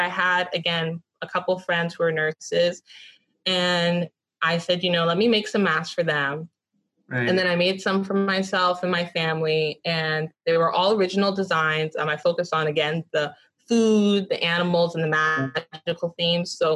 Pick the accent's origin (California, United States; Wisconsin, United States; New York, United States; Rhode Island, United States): California, United States; Los Angeles; I grew up in Westchester, right next to LMU.